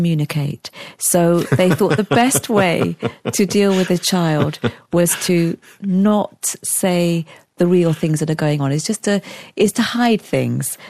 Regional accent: Wales, United Kingdom; also born or lived in Sierra Leone / England; We spent 4 years in England, and then we moved to Wales

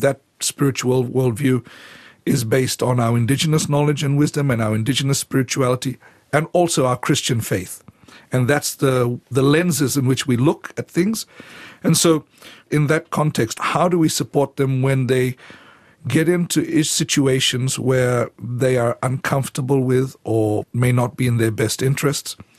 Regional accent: Fiji; moved away as an adult; also born or lived in Seoul, South Korea; I grew up in the Pacific

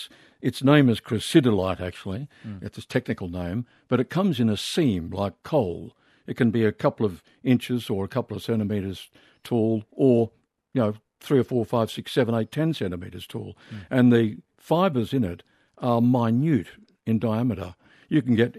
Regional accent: Wittenoom, Western Australia, Australia; born or raised there; also born or lived in Sydney

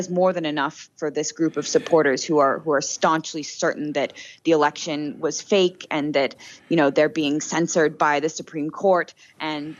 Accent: United States; now in Brazil; as an American

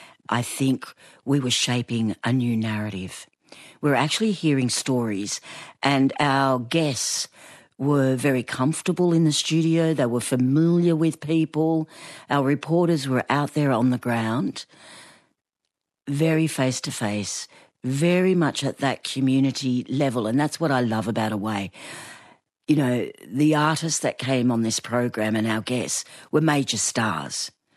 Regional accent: New South Wales, Australia; I'm from Bundjalung Country up there in the north

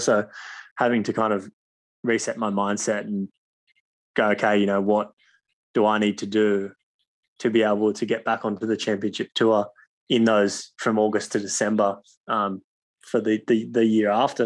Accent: Cronulla, New South Wales, Australia; where I grew up in Cronulla

